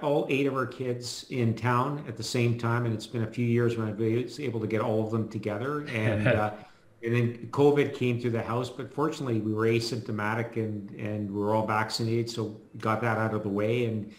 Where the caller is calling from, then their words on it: Vancouver, British Columbia, Canada; Vancouver, Canada.